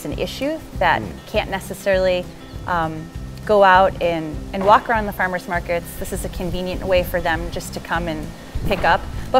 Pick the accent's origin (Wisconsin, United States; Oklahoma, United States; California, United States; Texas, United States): Wisconsin, United States; moved away as an adult; also born or lived in Bronx, New York; I moved to Wisconsin when I was 5 from the Bronx.